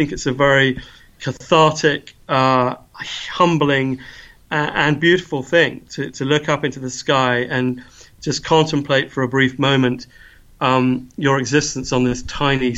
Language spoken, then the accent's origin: English; England, United Kingdom; now in Edinburgh, United Kingdom; I come from England